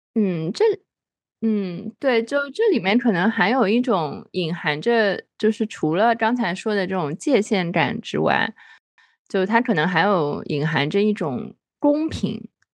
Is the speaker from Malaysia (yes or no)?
no; Shanghai, China; moved away as an adult; now in Shenzhen, China; 我小时候是在虹口区长大的